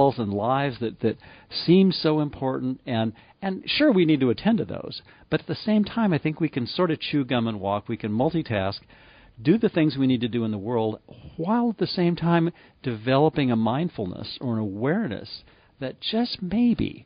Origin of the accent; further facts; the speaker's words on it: Livermore, California, United States; I grew up in Livermore, California